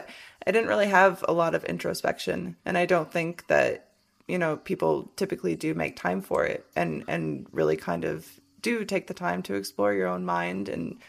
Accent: Michigan, United States; also born or lived in Washington; now in Las Vegas, United States; growing up in Michigan.

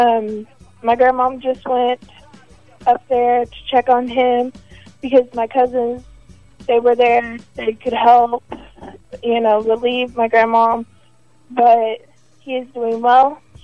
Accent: Texas, United States; I am a Texan

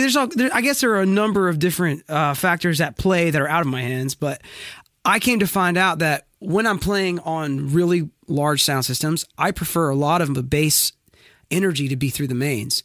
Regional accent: Wilmington, North Carolina, United States; now in Franklin, United States; I was born and raised in Wilmington, North Carolina

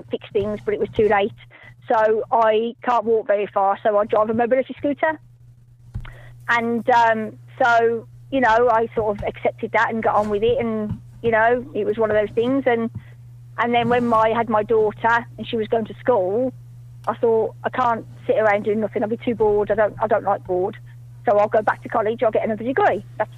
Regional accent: Somerset, South West England, United Kingdom; I'm from Somerset in the UK, the west of England.

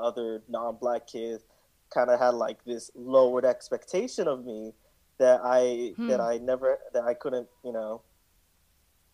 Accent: New York City, New York, United States; I grew up in Brooklyn and went to like Brooklyn middle schools

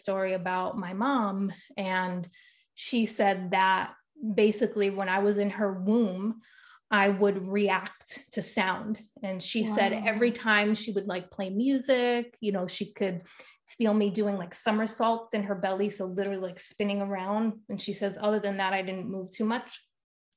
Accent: Rhode Island, United States; moved away as an adult; now in California, United States; I'm from Rhode Island originally.

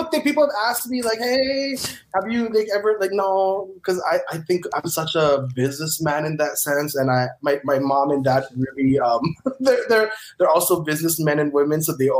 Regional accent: Honolulu, Hawaii, United States; moved away as an adult; now in Los Angeles, United States; Growing up in Hawaii with Filipino parents was fun.

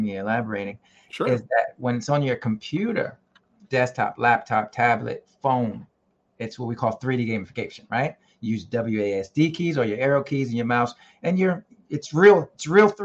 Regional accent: New York, United States; we are from New York

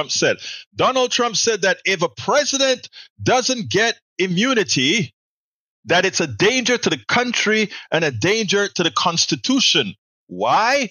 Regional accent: Coco Solo, Colón, Panama; the same hospital that I was born in, Cocosolo, on the canal zone in Panama, Provincia de Colón

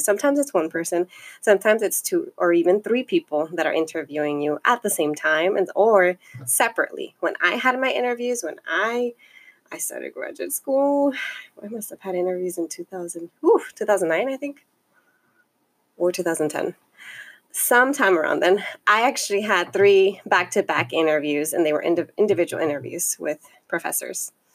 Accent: Los Angeles, California, United States; I come from the Northeast San Fernando Valley, and I am um, a daughter of immigrants, and I self identify as Chicana

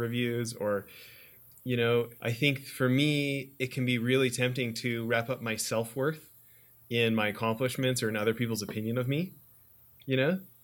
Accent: Alberta, Canada; moved away as an adult; also born or lived in Orange County, California; i'm from alberta

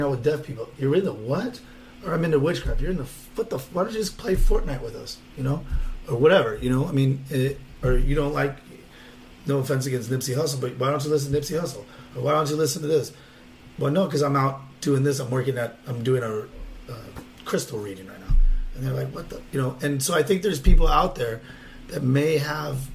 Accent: Whittier, California, United States; from where I grew up in Lobby, and Whittier.

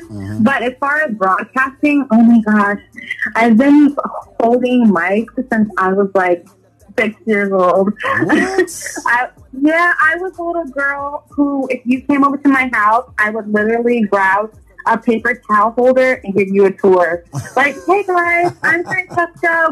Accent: Woodbridge, Virginia, United States; moved away as an adult; now in Los Angeles, United States; born and raised Northern Virginia

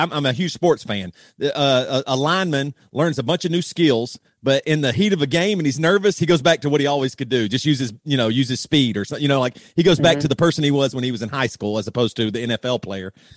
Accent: South Carolina, United States; we grew up very Christian in the South Carolina Bible Belt

